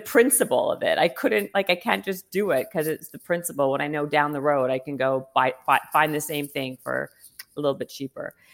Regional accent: Winnipeg, Manitoba, Canada; moved away; also born or lived in Toronto; I'm from, well, Winnipeg and then Toronto

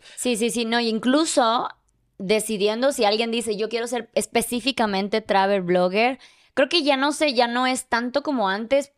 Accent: Mexico; yo soy de México

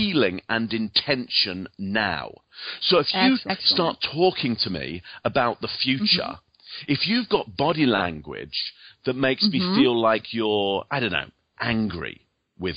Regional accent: England, United Kingdom; moved away; as you can probably hear from my accent, I actually come from England originally.

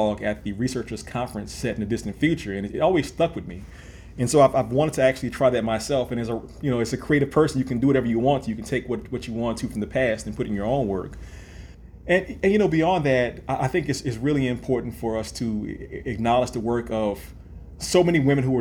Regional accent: New Orleans, Louisiana, United States; born or raised there

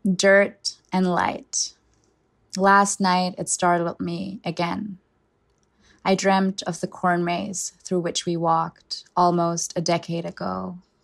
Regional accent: Germany; first language German; English is a second language; moved away as an adult; I was born and raised in Germany, and I lived there for twenty years, so I consider German my first language

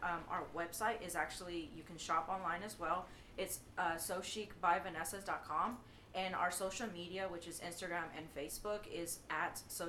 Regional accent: Waco, Texas, United States; I've been born and raised in Waco.

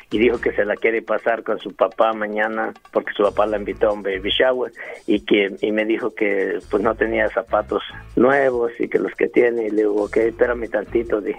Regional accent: Ciudad Altamirano, Guerrero, Mexico; No, yo soy de Guerrero.

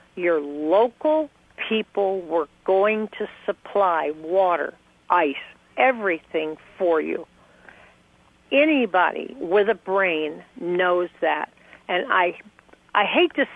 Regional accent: Miami, Florida, United States; now in New York, United States; I grew up in Miami, Florida

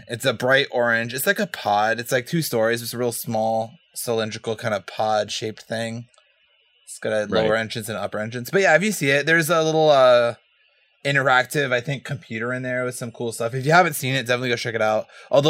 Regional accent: Hawaii, United States; Yeah, no, I'm from Hawaii, I'm not Hawaiian, like or someone like I don't know.

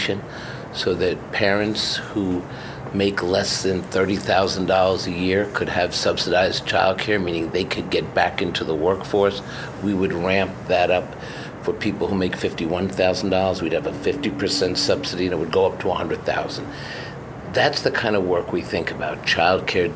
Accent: New York City, New York, United States; growing up in Washington Heights, when the city was on the edge of bankruptcy

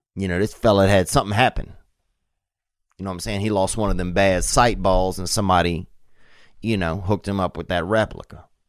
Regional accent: Covington, Louisiana, United States; born or raised there

